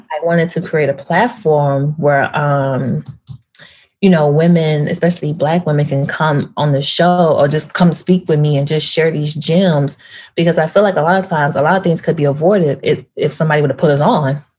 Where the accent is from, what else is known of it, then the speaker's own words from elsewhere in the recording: Memphis, Tennessee, United States; moved away as an adult; also born or lived in Nashville, Tennessee; now in New York, United States; I grew up in Tennessee, Memphis, went to school there, went to college in Nashville.